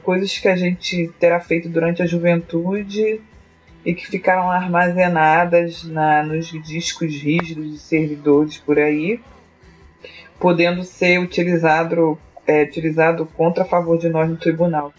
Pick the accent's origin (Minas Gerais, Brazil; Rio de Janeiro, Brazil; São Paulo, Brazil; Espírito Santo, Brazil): Rio de Janeiro, Brazil; Niterói; sou de Niterói, Rio de Janeiro